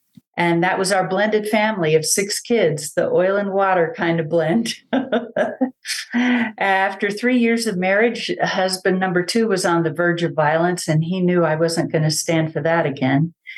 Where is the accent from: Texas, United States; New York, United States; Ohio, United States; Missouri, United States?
Texas, United States; San Antonio; also born or lived in Germany / Panama; I was born in Germany. I have two older brothers and one younger brother. I went to first grade in Panama, second grade on in San Antonio. Yep, dad was in the military.